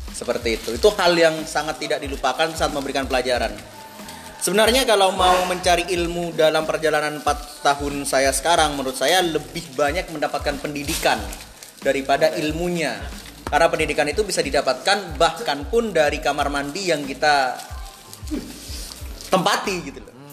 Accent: Madura, East Java, Indonesia; Saya dari Madura.

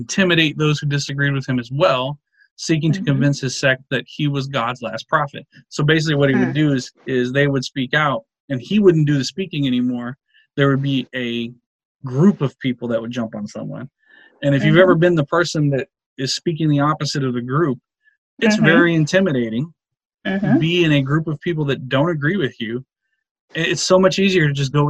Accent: Texas, United States; I'm from Texas

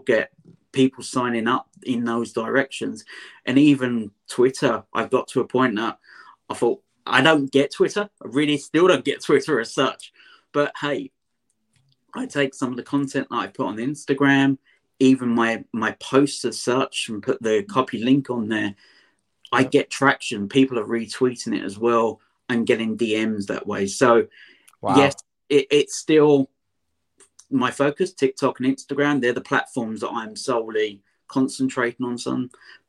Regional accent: London, United Kingdom; I'm a Londoner, an Essex boy as such, so I've got a different accent than you guys in America.

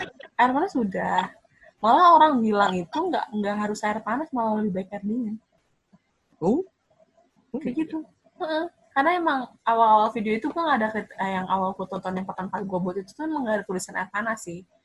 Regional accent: Indonesia; kita orang Indo

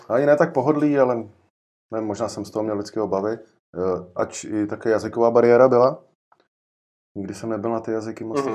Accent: Jičín, Hradec Králové Region, Czechia; pocházím z Čína

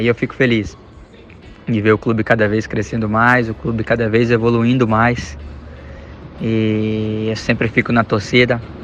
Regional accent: Brazil; moved away as an adult; also born or lived in Japan; now in China; quando saí do Brasil

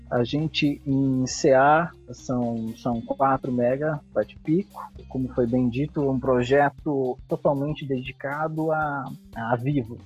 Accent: Santa Bárbara d'Oeste, São Paulo, Brazil; Nasci em Santa Bárbara do Oeste, né? Próximo à cidade de Campinas.

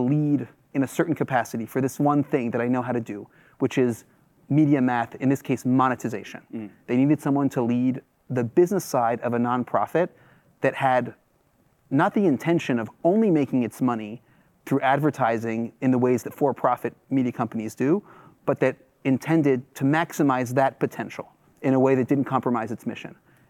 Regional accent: Washington, District of Columbia, United States; My family is French. {S1} Right. {S0} I grew up among expats in Washington, D.C.

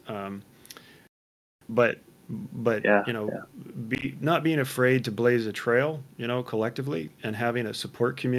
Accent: Midwest, United States; I grew up in the Midwest, much like you. I was on a farm

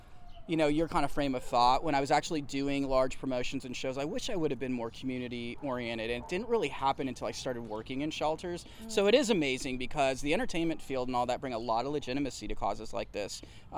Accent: Arkansas, United States; also born or lived in Georgia; I was an Army kid, so I grew up literally moving every year, and I lived in horrifically bad places. Like, I grew up in Arkansas, in Georgia, and my mom was in San Diego, so I had this huge culture shock.

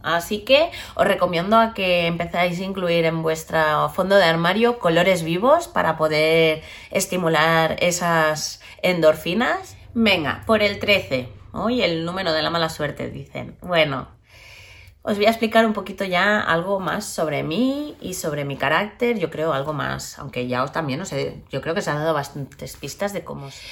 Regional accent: Barcelona, Catalonia, Spain; soy de Barcelona, vivo en Barcelona, adoro Barcelona

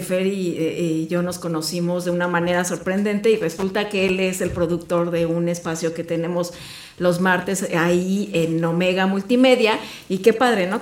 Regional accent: Mexico City, Mexico; now in Querétaro, Mexico; yo crecí en la Ciudad de México.

